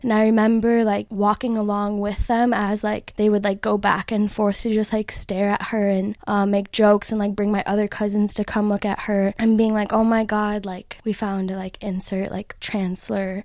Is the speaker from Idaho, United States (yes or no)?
no; Chicago, Illinois, United States; now in State College, United States; originally from Chicago